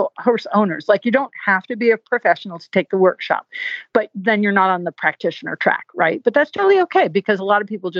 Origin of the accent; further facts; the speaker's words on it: New England, United States; now in Virginia, United States; I'm from New England and the roads are all windy, twisty. And I've been living in Virginia so long